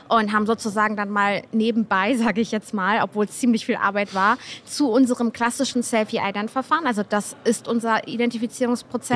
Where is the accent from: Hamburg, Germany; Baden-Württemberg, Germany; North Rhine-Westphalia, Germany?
Hamburg, Germany; ich komme aus Hamburg und ich arbeite für NECT